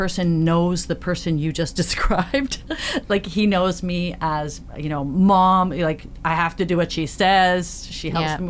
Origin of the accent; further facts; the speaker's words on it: Belleville, Ontario, Canada; I grew up in Belleville, Ontario. I was my youngest kid in an Air Force family.